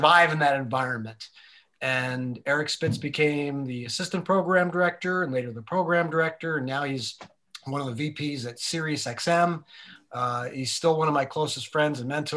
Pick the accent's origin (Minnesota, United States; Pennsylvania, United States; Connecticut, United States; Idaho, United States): Pennsylvania, United States; a very small town in; moved away as an adult; Like I'm not from New York. I was from a very small town in Pennsylvania